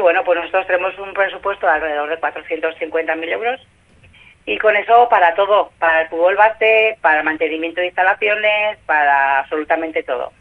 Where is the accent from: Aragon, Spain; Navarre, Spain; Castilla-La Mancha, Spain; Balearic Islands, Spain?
Navarre, Spain; Tafalla; Es el equipo de mi pueblo